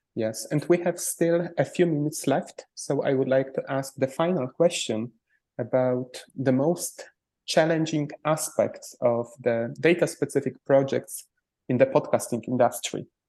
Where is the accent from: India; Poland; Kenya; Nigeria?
Poland; English is a second language; I come from Poland